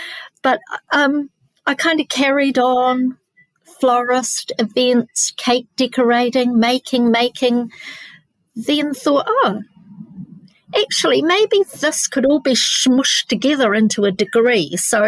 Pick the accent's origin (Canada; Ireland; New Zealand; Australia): New Zealand; Nelson; I'm born in New Zealand, but moved around a lot. Most of my early years were in Nelson, which is a lovely foodie place.